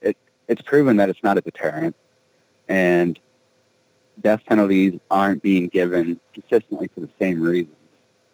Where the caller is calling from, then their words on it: Colorado, United States; Hey, this is … calling from Colorado.